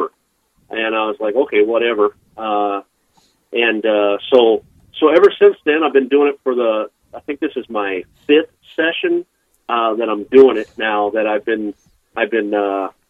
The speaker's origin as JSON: {"language": "English", "town": "Wichita", "region": "Kansas", "country": "United States", "tie": "born or raised there", "also_born_or_lived": "Eugene, Oregon", "moved": "yes", "lives_now": "Bismarck, United States", "said": "I grew up in Wichita, Kansas"}